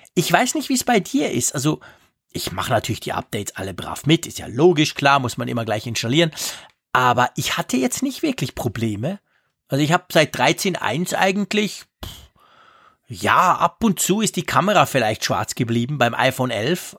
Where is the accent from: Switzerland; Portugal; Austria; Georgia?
Switzerland; bei uns in der Schweiz